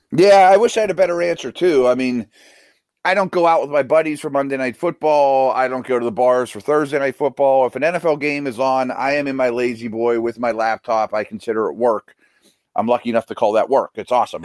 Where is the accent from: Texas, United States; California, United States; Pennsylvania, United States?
Pennsylvania, United States; Pittsburgh; the school I used to work for in my hometown